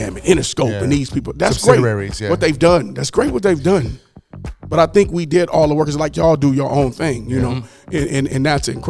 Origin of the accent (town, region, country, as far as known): Pomona, California, United States; born or raised there; also born or lived in Dallas / Los Angeles